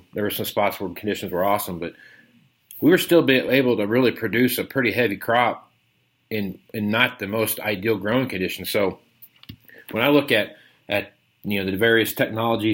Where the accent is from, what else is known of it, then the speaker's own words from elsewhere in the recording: Kansas, United States; now in Nebraska, United States; I'm from Kansas. I live out here in Nebraska now, but I'm from Kansas